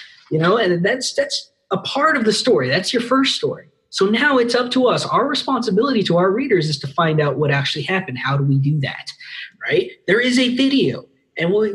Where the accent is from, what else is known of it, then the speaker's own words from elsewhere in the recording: Las Cruces, New Mexico, United States; Born and raised in Las Cruces